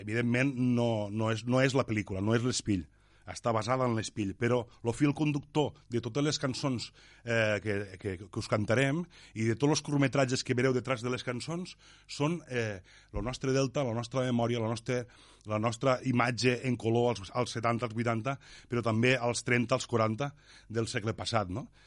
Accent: L'Ampolla, Catalonia, Spain; el meu poble, l'Ampolla

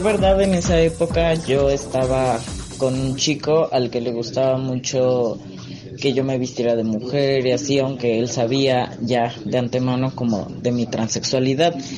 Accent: Mexico City, Mexico; tengo 19 años y soy de la Ciudad de México.

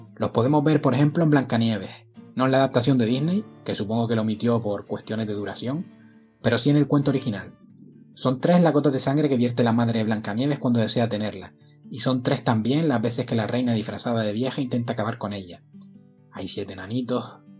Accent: Gran Canaria, Canary Islands, Spain; Imagino que mi acento delata de dónde soy. Nací en Gran Canaria en la última década del siglo pasado

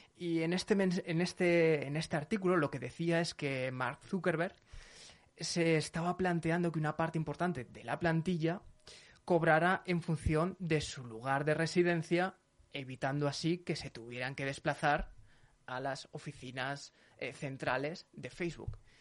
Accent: Zaragoza, Aragon, Spain; soy de Zaragoza

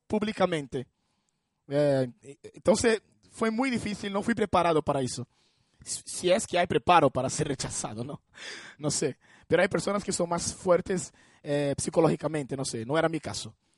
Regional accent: Brazil; Spanish is a second language; moved away; me reunía con personas eh, en mi iglesia ahí en Brasil

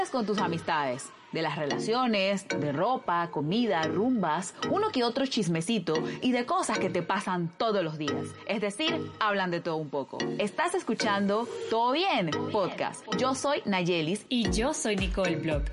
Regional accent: Panama; yo soy de acá de Panamá

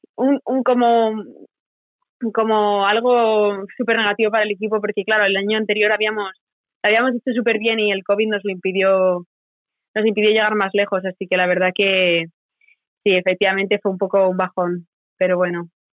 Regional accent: Spain; moved away as an adult; now in Corpus Christi, United States; siendo tres españolas

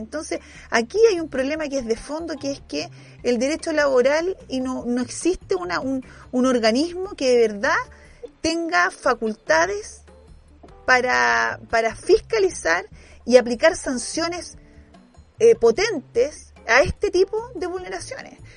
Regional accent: Chile; como chilenos

